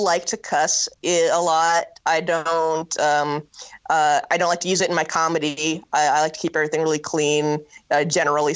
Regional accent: Norfolk, Nebraska, United States; I grew up in Norfolk, Nebraska.

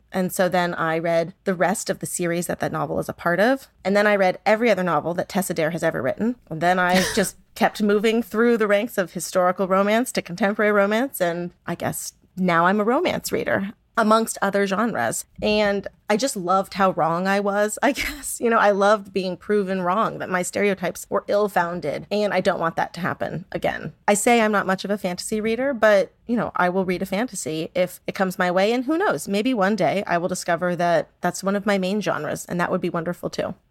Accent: San Diego, California, United States; I grew up in San Diego

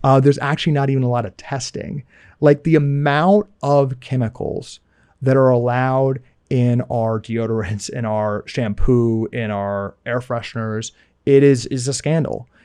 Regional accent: United States

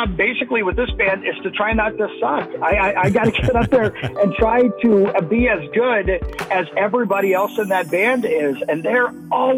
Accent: Indiana, United States; I grew up in Indiana

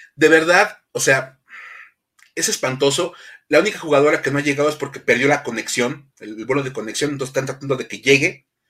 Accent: Mexico; cómo somos los mexicanos

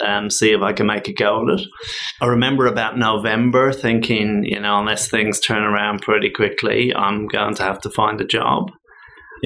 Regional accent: Dublin, Leinster, Ireland; moved away as an adult; now in Australia; I'm originally from Dublin, Ireland. I came out to Australia 25 years ago, so I've just crossed that line where I've been 25 years in Ireland and 25 years in Australia

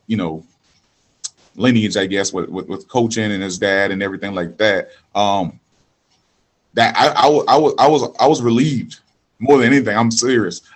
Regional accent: Charleston, South Carolina, United States; I'm from the Macon down here in Charleston, South Carolina. I'm from the hood

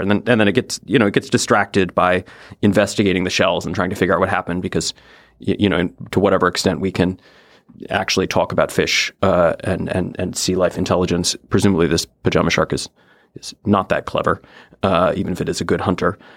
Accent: Oregon coast, United States; I'm from the Pacific Northwest. I grew up on the Oregon coast

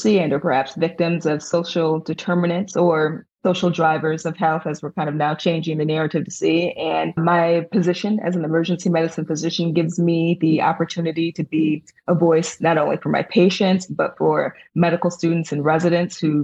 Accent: Ann Arbor, Michigan, United States; I was born and raised in Ann Arbor, Michigan

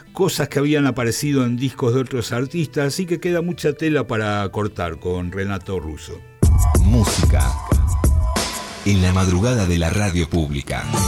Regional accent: Argentina

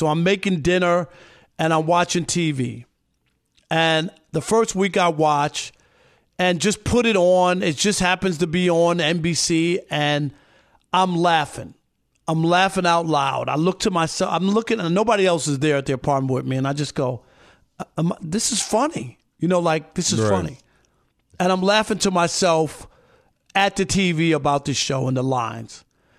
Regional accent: Queens, New York, United States; born there; And I was born in Queens, not even Brooklyn.

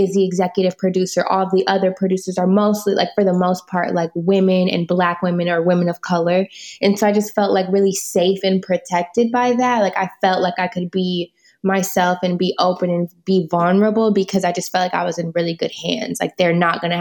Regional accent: Michigan, United States; moved away as an adult; now in Los Angeles, United States; my hometown from Michigan

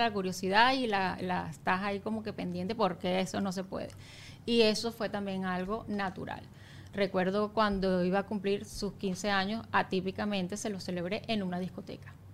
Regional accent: Valencia, Carabobo, Venezuela; moved away as an adult; also born or lived in Caracas; now in Margarita, Venezuela; Yo soy de Valencia a Margarita

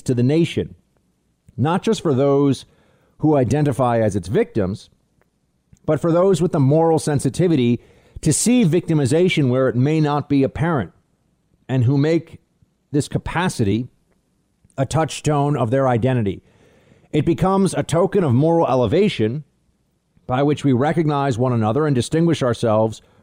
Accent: United States

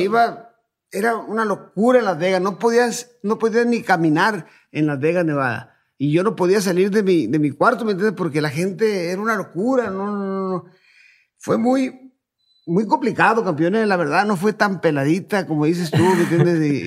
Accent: Culiacán, Sinaloa, Mexico; also born or lived in Ciudad Obregón, Sonora; soy de Sinaloa, bueno, nací en Ciudad Obregón, Sonora, pero radicado toda mi vida en, en Culiacán, Sinaloa.

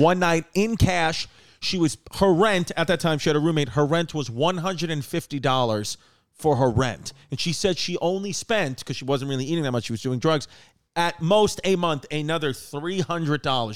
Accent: New York City, New York, United States; growing up in New York City

